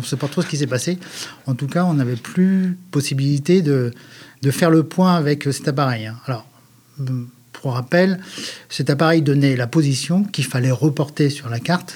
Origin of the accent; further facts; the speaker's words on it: northern Brittany, France; je suis originaire de la Bretagne Nord